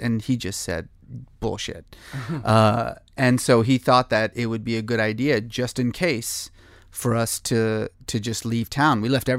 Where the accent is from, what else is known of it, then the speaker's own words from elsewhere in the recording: Iran; born there; moved away; I was born in Iran. My family left in 1972. When the revolution happened.